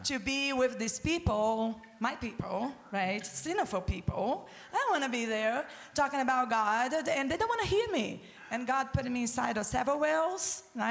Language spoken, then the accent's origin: English; Brazil; also born or lived in Beaverton, Oregon; now in United States; I'm originally from Brazil